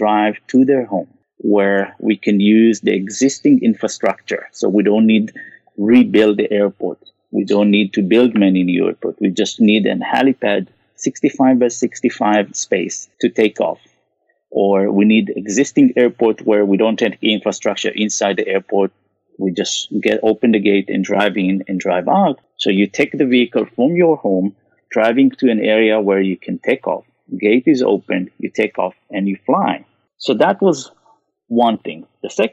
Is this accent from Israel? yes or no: yes; Israel; moved away as an adult; also born or lived in Japan; now in Bay Area, United States; originally I'm from Israel